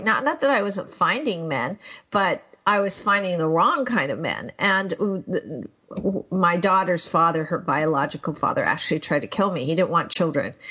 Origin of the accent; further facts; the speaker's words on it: Pakistan; I was born in 1958 in Pakistan